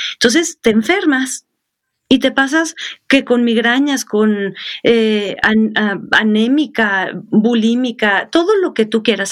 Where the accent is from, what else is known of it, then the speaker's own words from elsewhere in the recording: Sonora, Mexico; moved away; also born or lived in Mexico City; yo soy de Sonora